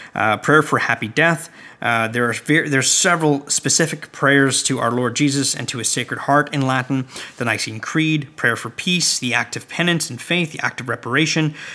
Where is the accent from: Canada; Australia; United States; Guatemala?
Canada; I'm from Canada